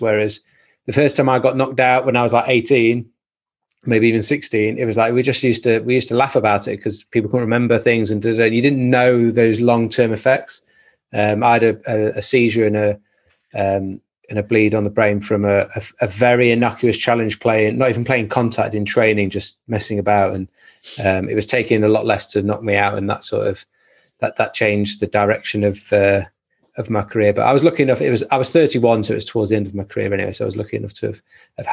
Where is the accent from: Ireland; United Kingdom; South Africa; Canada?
United Kingdom; Nottingham, East Midlands; Played 13 years professionally at Nottingham, which is like my hometown club